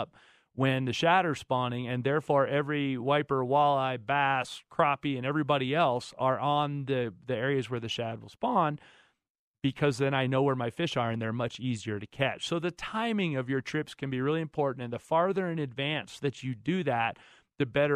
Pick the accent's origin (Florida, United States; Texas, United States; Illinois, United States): Florida, United States; Florida, my home state